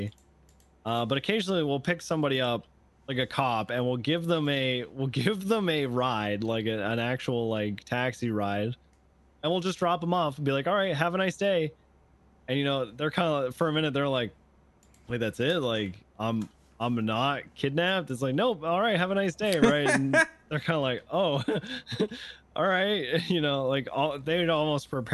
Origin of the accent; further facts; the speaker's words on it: Canada; I'm from Canada